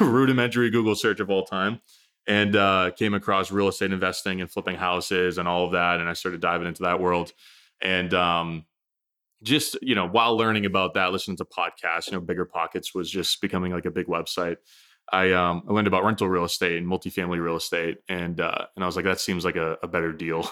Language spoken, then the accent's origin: English; New Hampshire, United States; I grew up in New Hampshire, so, you know, north being, it's funny to think about that, forty-five minutes north of Boston